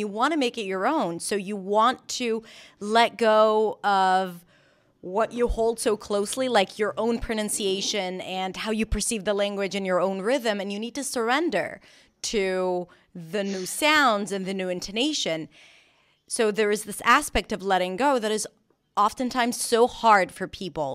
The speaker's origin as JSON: {"language": "English", "country": "Israel", "tie": "born or raised there", "also_born_or_lived": "New York", "accent": "Israeli", "second_language": "English", "moved": "as an adult", "said": "I was born and raised in Israel"}